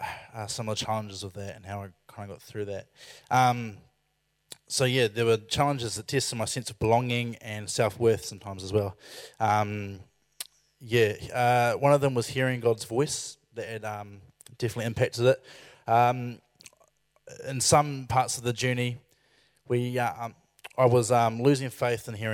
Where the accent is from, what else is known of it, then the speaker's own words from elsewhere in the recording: Christchurch, Canterbury, New Zealand; I went to Christchurch, which is my hometown